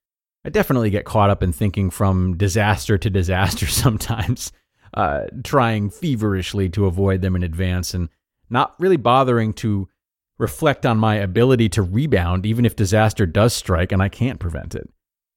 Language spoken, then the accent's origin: English; United States; moved away as an adult; now in Australia; I'm American, but I've been living in Australia since my early 20s.